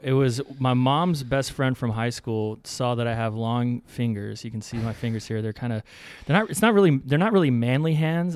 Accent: Louisiana, United States; I'm from Louisiana, I got a bunch of cousins who are, who are cattle folk.

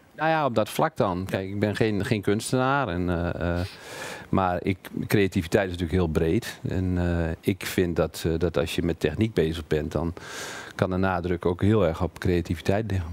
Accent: Emmen, Drenthe, Netherlands; moved away as an adult; also born or lived in Twente / Zwolle; now in Hengelo, Netherlands; ik ben geboren in Drenthe, in Emmen

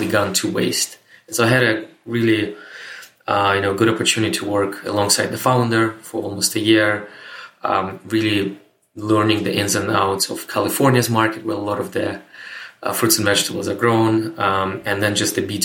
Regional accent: Moscow, Russia; moved away as an adult; also born or lived in Canada; I was born and raised in Moscow, Russia, but I moved to Canada, North America in 2007

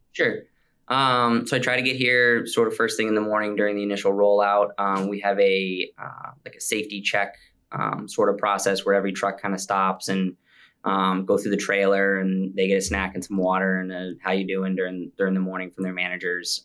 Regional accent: Maine, United States; also born or lived in Central Virginia; we ended up moving back to Maine.

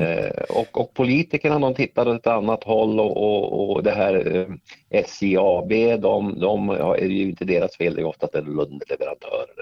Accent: Norrsundet, Gävleborg County, Sweden; moved away; jag jobbade på fabriken hemma i Norrsundet

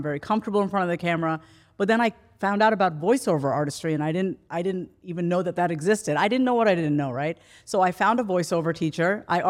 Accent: New York, United States; I'm from New York

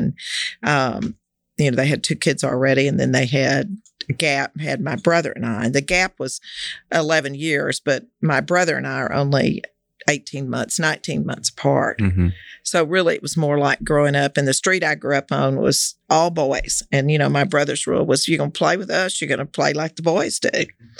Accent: Fort Worth, Texas, United States; Yeah, I grew up in Fort Worth. I was born here.

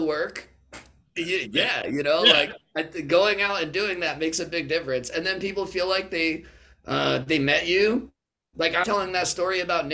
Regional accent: Connecticut, United States; also born or lived in California; I'm from Connecticut

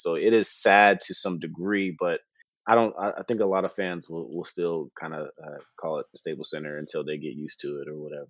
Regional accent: Inglewood, California, United States; I'm from Inglewood

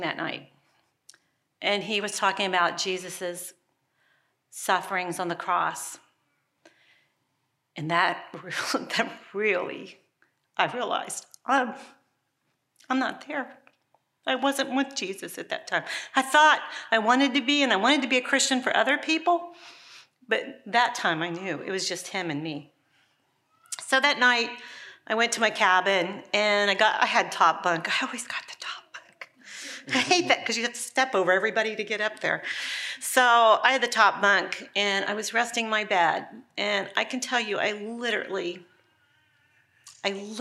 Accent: Ohio, United States; I grew up in Ohio as a little girl.

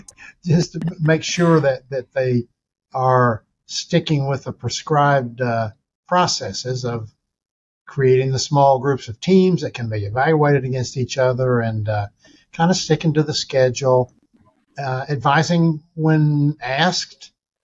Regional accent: Hobart, Oklahoma, United States; We were all of us who grew up there. I don't know about all, but most of us have such great feelings about where we grew up in Hobart

